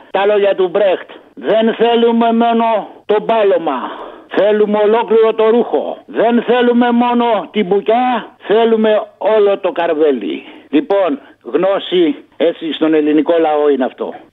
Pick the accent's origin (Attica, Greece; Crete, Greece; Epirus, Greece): Attica, Greece; Egaleo; Γεια σου, Αποστόλη … από το Εγάλεο.